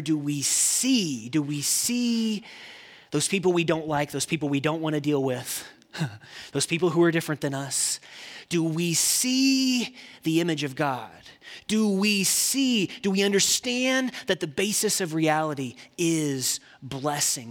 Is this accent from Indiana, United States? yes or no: yes; Indiana, United States; I grew up in Indiana.